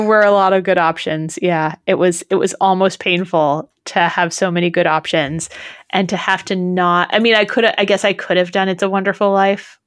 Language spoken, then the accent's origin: English; Massachusetts, United States; I grew up in Massachusetts